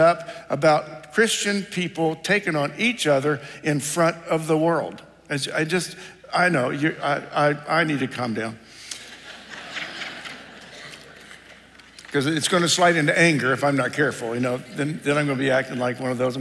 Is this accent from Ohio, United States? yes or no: yes; Ohio, United States; moved away; I grew up in Ohio